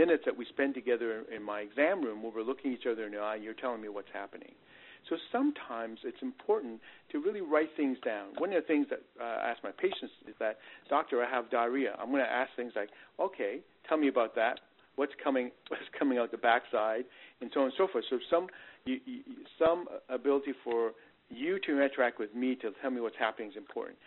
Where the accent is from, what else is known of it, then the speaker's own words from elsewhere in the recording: Canada; also born or lived in Northeast United States; now in Texas, United States; I come from the Northeast and I'm originally Canadian